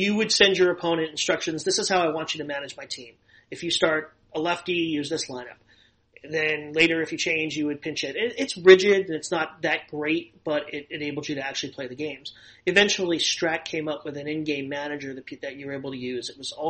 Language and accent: English; New York City, New York, United States; moved away as an adult; also born or lived in Los Angeles, United States; I grew up in Inwood, which is the last neighborhood in Manhattan before you get to the Bronx.